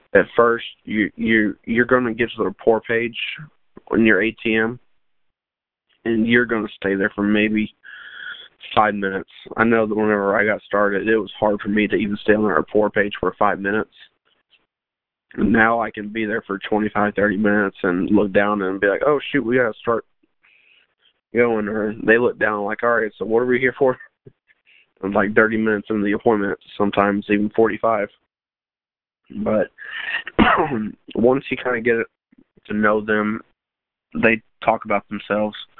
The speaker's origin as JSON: {"language": "English", "town": "Lago Vista", "region": "Texas", "country": "United States", "tie": "born or raised there", "said": "I was born and raised in Lago Vista, Texas"}